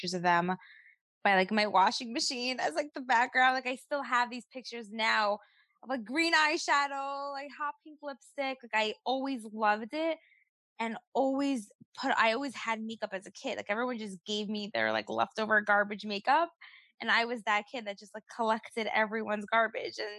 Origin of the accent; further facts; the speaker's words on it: New York City, New York, United States; also born or lived in Five Towns, New York / Israel; I grew up in Brooklyn, and at the age of 14, I moved to the Five Towns